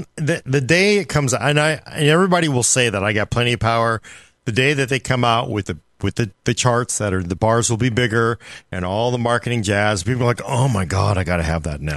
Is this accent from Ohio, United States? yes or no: no; Oakland, California, United States; born or raised there